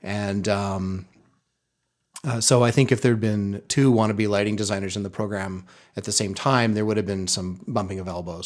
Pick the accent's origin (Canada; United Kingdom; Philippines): Canada; Terrace, British Columbia; moved away as an adult; also born or lived in Vancouver; I grew up in Terrace, B C, a small logging town up in the northern half of the province